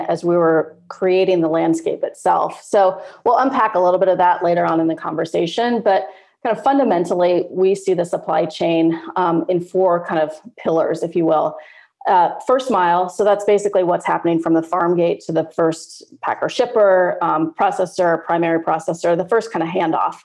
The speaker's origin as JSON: {"language": "English", "town": "Turlock", "region": "California", "country": "United States", "tie": "born or raised there", "moved": "yes", "said": "I'm based in Turlock"}